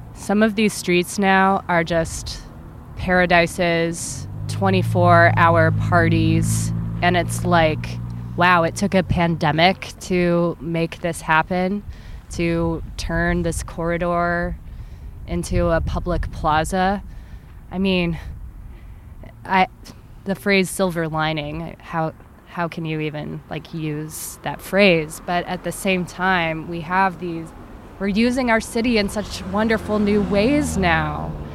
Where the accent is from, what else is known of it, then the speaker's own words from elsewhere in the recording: Michigan, United States; moved away; I'm from Michigan, where if you were to bike there for much of the year, um, you'd be eating like a steak's worth of mosquitoes